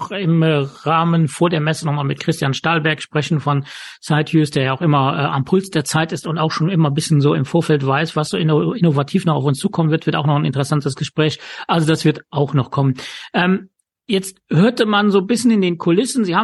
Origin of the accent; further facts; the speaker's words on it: Luxembourg; ich weiß, dass aus meinem Heimatland Luxemburg äh, Personen anreisen.